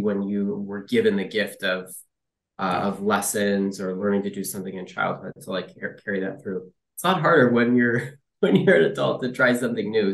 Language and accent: English; Detroit, Michigan, United States; moved away as an adult; also born or lived in Ohio / San Francisco; I uh, grew up mostly in the uh, Detroit area, um, as a kid